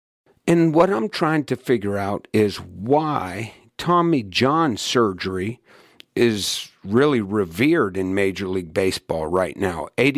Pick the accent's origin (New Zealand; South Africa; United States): United States; Pittsburgh, Pennsylvania; now in Asheville, United States; I grew up in Pittsburgh.